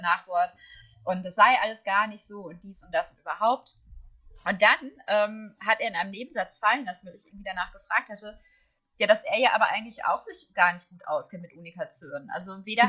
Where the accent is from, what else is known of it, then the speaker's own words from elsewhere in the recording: Herne, North Rhine-Westphalia, Germany; Ich habe in Herne, wo ich herkomme, ähm, dann sogar für die Kinder- und Jugendseite geschrieben